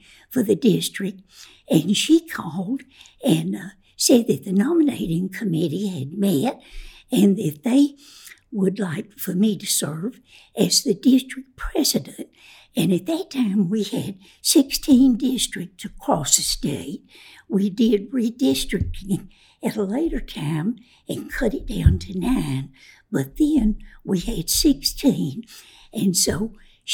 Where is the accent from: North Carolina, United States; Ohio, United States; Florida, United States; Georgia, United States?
North Carolina, United States; Winston-Salem; also born or lived in Spencer, North Carolina; I grew up in Winston-Salem. We moved there the year before I started to school in the first grade.